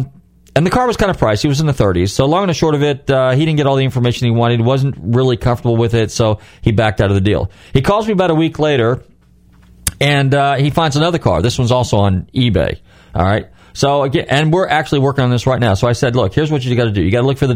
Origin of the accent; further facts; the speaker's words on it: Northern California, United States; moved away; my home state of California, actually Northern California